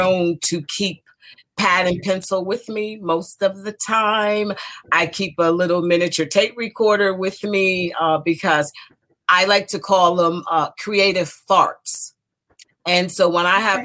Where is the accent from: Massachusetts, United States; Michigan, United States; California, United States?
Michigan, United States; Detroit; moved away as an adult; now in DMV area, United States; I was born in Detroit, Michigan, the youngest of 12 siblings, 6 girls and 6 boys, and I'm the youngest. And so that's where I spent the first 30 years of my life, in the neighborhoods around Detroit